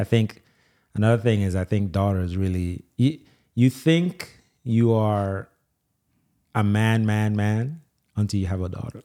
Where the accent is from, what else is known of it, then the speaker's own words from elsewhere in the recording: Jamaica; also born or lived in Nigeria; now in Louisiana, United States; I grew up in Jamaica.